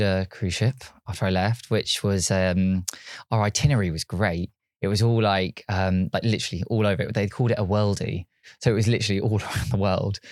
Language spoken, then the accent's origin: English; Yateley, South East England, United Kingdom; so I was born and raised in Yately, which is a small town, not many people have really heard of, but it's near, like, Basingstoke, Reading